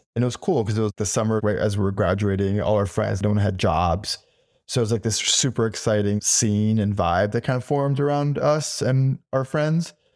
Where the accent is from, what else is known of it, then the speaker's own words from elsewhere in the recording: Miami, Florida, United States; moved away as an adult; now in New York, United States; I was born in Miami, and I was there until I was, like, eighteen years old, until I came to New York to enroll at Parsons.